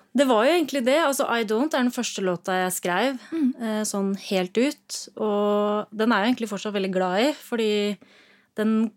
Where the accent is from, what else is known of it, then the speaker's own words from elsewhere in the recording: Rollag, Buskerud, Norway; Jeg er fra Rollag. En gård der.